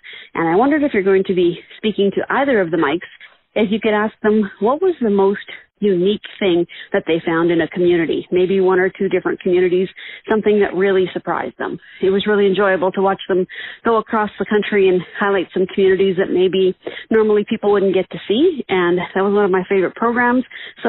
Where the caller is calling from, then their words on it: Lloydminster, Saskatchewan, Canada; I'm calling from Lloydminster, Saskatchewan.